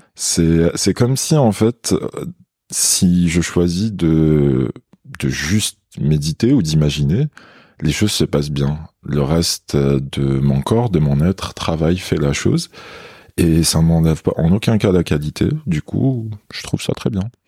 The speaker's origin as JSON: {"language": "French", "town": "Béjaïa", "region": "Béjaïa Province", "country": "Algeria", "tie": "born or raised there", "also_born_or_lived": "Toulouse, France", "second_language": "French", "moved": "as an adult", "lives_now": "Paris, France", "said": "j'étais en Algérie. Je suis né à Béjaïa, c'est une ville côtière en Kabylie"}